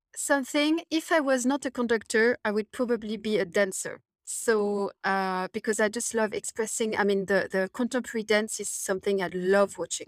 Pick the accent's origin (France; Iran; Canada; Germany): France; Paris, Île-de-France; now in London, United Kingdom; I'm from Paris, I, I, I was, you know, raised in, in a city